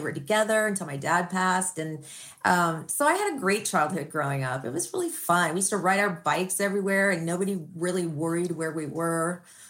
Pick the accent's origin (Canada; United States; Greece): United States; Glendale, California; How idyllic was growing up in Glendale. We grew up in a beautiful street called Spar Boulevard. It's in Montecito Park in this beautiful house.